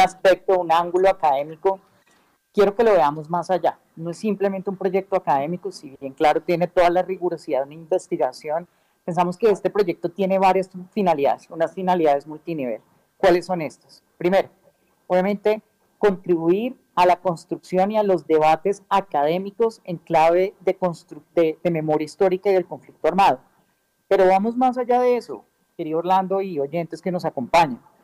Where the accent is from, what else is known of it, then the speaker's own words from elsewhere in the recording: Colombia; nosotros, hablando pues como ciudadanos colombianos de este bonito país